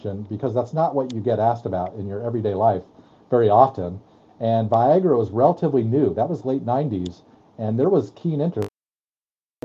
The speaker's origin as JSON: {"language": "English", "town": "Colorado Springs", "region": "Colorado", "country": "United States", "tie": "born or raised there", "said": "I grew up in Colorado Springs, again, stocking dairy products and with a second grade mom teacher"}